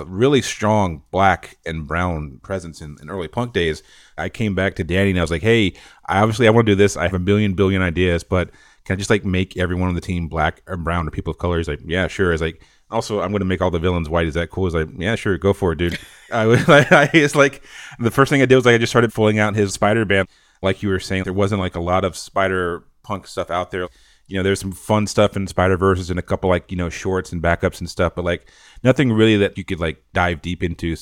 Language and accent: English; North Carolina, United States; I'm from North Carolina, a super small rural town. We didn't have cable growing up